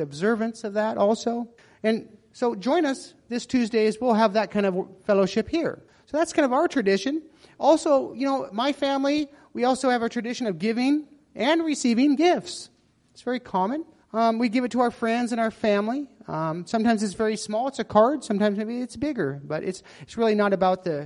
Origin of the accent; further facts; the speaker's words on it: United States; moved away as an adult; now in Myanmar; as an American family following American traditions